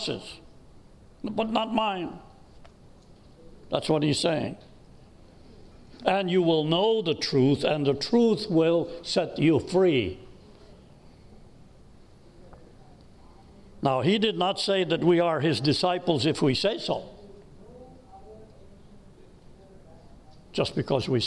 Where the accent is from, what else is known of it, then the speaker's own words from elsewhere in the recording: United States; I'm an American. I love my country.